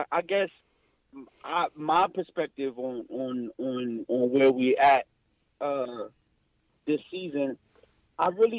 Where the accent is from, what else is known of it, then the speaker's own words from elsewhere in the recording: New York City, New York, United States; I'm from Brooklyn